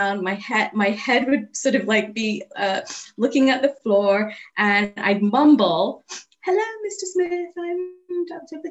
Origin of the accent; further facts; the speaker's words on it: England, United Kingdom; moved away as an adult; also born or lived in Kampala, Uganda; now in Abington, United States; I grew up in England